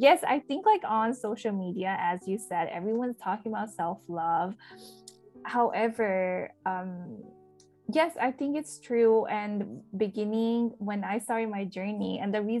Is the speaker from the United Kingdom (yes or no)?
no; India; moved away; I was born in India